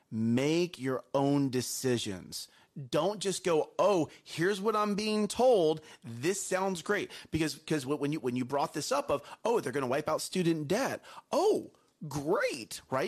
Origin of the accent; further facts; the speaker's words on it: United States; I love being American